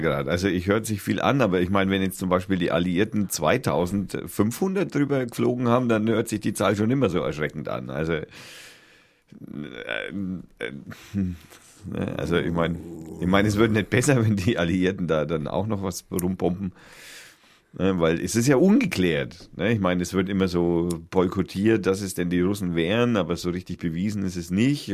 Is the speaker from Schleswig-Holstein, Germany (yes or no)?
no; Middle Franconia, Bavaria, Germany; als Mittelfranke